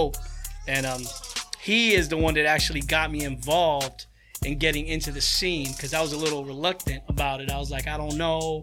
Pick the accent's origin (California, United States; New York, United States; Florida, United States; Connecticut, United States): New York, United States; New York City; moved away; I'm from Queens